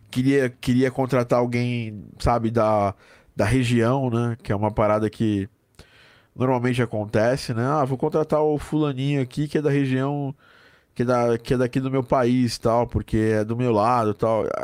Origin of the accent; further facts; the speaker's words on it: Curitiba, Paraná, Brazil; Eu sou de Curitiba. Paraná, né?